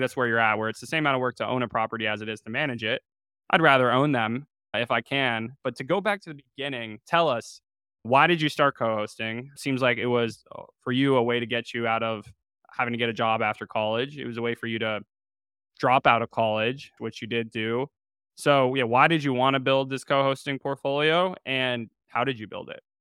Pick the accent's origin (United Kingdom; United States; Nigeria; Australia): United States; Chapel Hill, North Carolina; I'm from Chapel Hill, North Carolina.